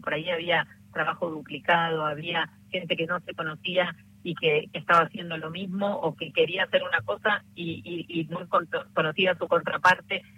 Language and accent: Spanish; Argentina; como trabajadora de salud, como argentina